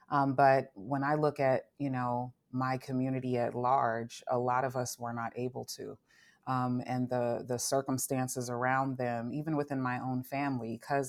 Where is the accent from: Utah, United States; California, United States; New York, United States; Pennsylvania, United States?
California, United States; Long Beach; I grew up in Long Beach, California.